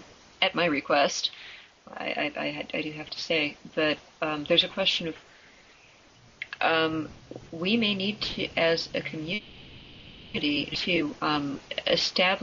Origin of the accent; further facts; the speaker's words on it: United States; as an American